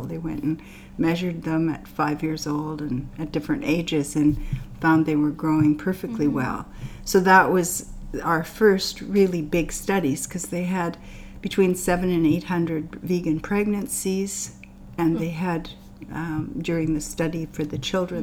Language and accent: English; Canada; also born or lived in India / Kamloops; I'm Canadian